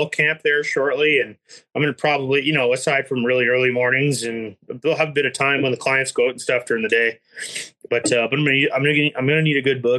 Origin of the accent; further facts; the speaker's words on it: Ontario, Canada; And I don't know much about it in Alberta or BC because I grew up in Ontario